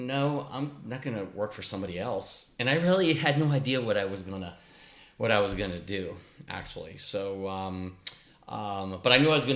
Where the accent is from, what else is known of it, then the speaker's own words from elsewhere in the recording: Columbus, Ohio, United States; I grew up in the Berwick area, a Columbus suburb close to Bexley